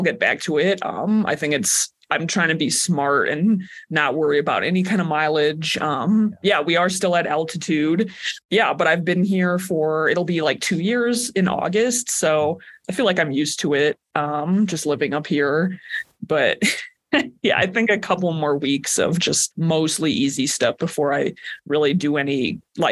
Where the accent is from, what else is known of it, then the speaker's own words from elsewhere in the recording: Crown Point, Indiana, United States; moved away as an adult; also born or lived in Portland, Oregon; now in Flagstaff, United States; I'm from Crown Point, Indiana